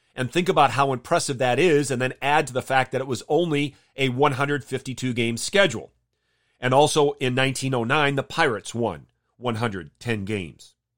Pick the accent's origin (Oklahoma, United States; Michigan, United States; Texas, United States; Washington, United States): Michigan, United States; Jenison; I grew up in Jenison, Michigan